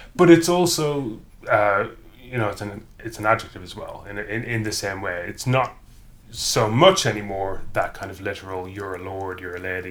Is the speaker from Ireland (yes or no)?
yes; County Cavan, Ulster, Ireland; now in England, United Kingdom; I am from County Cavan, which is in the province of Ulster historically